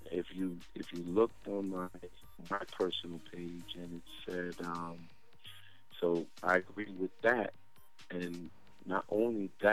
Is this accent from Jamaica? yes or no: yes; Jamaica; moved away; I went to school in Jamaica. I grew up in Jamaica.